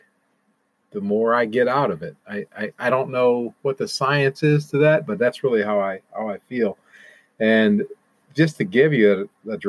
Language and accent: English; Toledo, Ohio, United States; moved away; my hometown of Toledo, Ohio